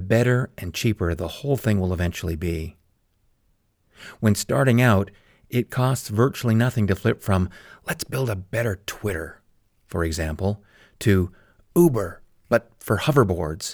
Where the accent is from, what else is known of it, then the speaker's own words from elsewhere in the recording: Calgary, Alberta, Canada; My hometown of Calgary, Alberta, Canada